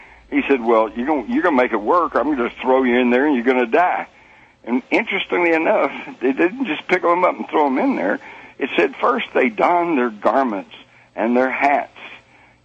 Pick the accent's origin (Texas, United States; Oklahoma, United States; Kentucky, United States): Texas, United States; I was brought up in Texas